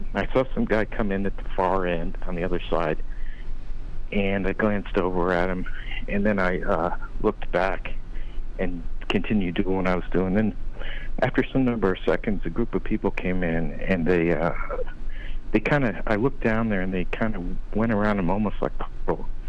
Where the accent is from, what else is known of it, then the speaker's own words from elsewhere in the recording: Ohio, United States; also born or lived in Arizona; now in Las Vegas, United States; I grew up in Ohio